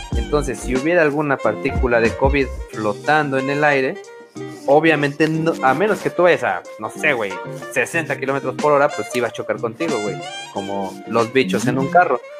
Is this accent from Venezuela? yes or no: no; Mexico